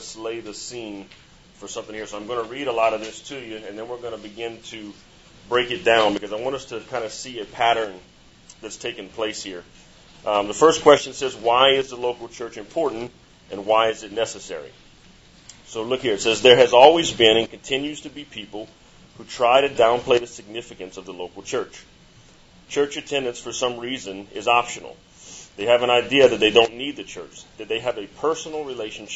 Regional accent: Chauvin, Louisiana, United States; moved away; I'm from Chauvin, Louisiana

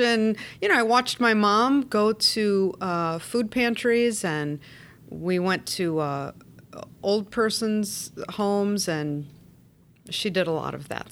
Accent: Chicago, Illinois, United States; I'm a native Chicagoan

